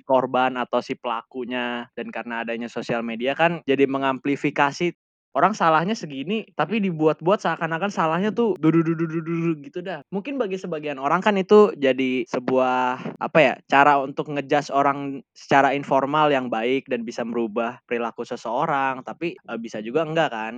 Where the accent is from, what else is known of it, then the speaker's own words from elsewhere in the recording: Indonesia; kita kan orang Indonesia dengan budaya ketimurannya